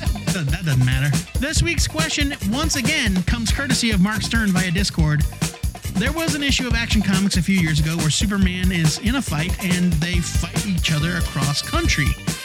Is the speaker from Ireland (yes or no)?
yes; Ireland; As an Irish person, I am offended for all Irish people.